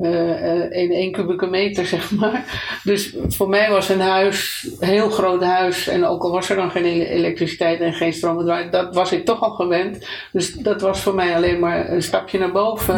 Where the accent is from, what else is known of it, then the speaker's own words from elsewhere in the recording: Amsterdam, North Holland, Netherlands; moved away as an adult; also born or lived in Italy; geboren in Amsterdam uh, enig kind